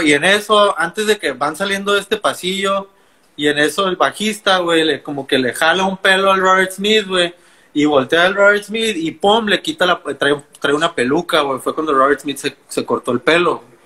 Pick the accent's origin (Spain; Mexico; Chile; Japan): Mexico; Mexicali, Baja California; also born or lived in Ensenada; Nací en Ensenada, pero como a los 3, 4 años me vine a vivir a Mexicali. Entonces, prácticamente, soy de aquí